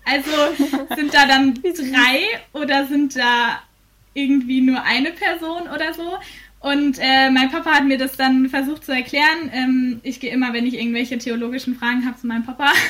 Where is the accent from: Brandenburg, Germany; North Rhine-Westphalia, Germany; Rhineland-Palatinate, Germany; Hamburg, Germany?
North Rhine-Westphalia, Germany; Bielefeld; moved away as an adult; now in Fulda, Germany; in Bielefeld bin, in meiner Heimat